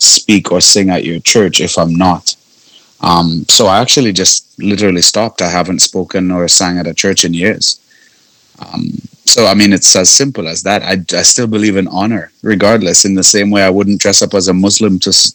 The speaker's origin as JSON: {"language": "English", "country": "Trinidad & Tobago", "tie": "born or raised there", "also_born_or_lived": "Canada", "moved": "yes", "said": "I'm from the Caribbean"}